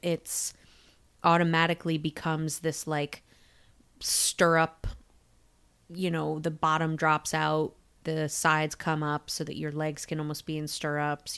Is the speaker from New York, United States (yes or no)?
yes; Syracuse, New York, United States; my hometown of Syracuse, New York.